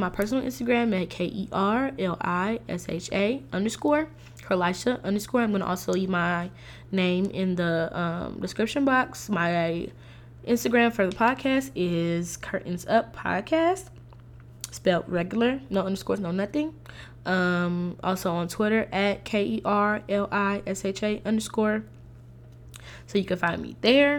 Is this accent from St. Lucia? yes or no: yes; St. Lucia; I am a West Indian. I'm Saint Lucian